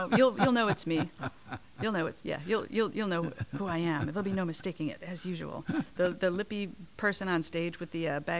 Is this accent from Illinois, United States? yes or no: yes; Chicago, Illinois, United States; now in Portland, United States; I am from Chicago.